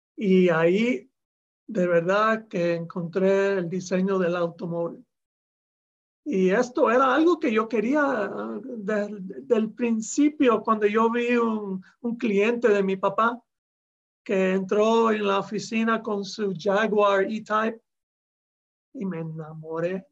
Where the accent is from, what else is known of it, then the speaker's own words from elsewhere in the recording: Miami, Florida, United States; now in Japan; Yo nací en Miami